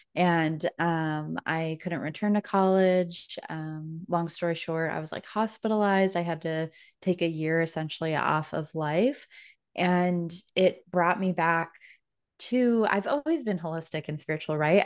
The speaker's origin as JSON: {"language": "English", "town": "Denver", "region": "Colorado", "country": "United States", "moved": "as an adult", "lives_now": "Orlando, United States", "said": "I am originally from Denver, Colorado, but just moved to Orlando, Florida this year."}